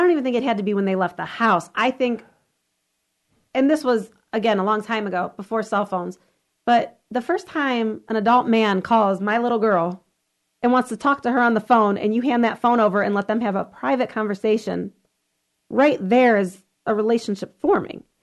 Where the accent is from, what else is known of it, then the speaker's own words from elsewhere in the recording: Lorain, Ohio, United States; I grew up in Lorraine.